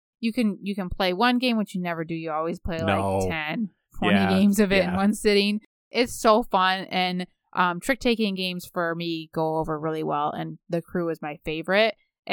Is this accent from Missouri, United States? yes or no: no; Michigan, United States; And almost everybody in my life, we're from Michigan, we play a lot of euchre.